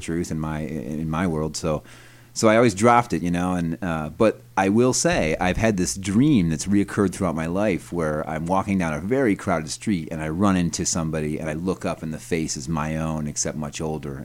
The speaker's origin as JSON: {"language": "English", "town": "Brighton", "region": "New York", "country": "United States", "tie": "born or raised there", "also_born_or_lived": "Rochester, New York", "said": "I grew up in Brighton, New York, which is a little, you know, kinda rich suburb of Rochester"}